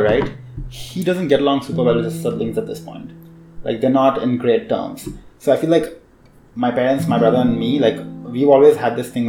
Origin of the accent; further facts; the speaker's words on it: India; I'm Indian